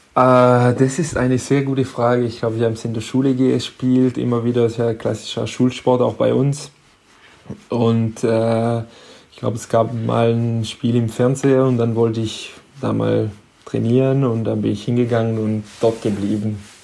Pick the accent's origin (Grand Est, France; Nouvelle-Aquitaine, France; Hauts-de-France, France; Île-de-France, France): Nouvelle-Aquitaine, France; Hendaye; German is a second language; moved away as an adult; also born or lived in Stuttgart, Germany; now in Bietigheim, Germany; aber eigentlich direkt in, äh, in Andai aufgewachsen, also meine Heimatstadt